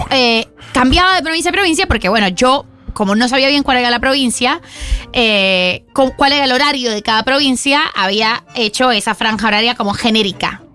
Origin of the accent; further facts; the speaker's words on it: Bogotá, Colombia; now in Buenos Aires, Argentina; Yo nací en Bogotá, en mi país